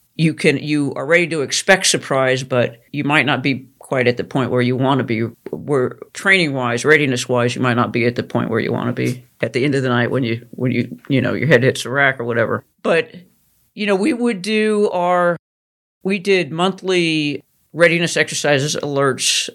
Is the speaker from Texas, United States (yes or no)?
no; Idaho, United States; I grew up in Idaho